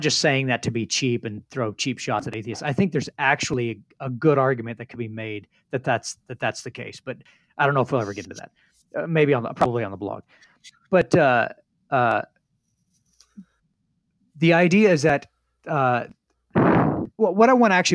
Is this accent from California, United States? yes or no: no; Northern Indiana, United States; I grew up in Northern Indiana.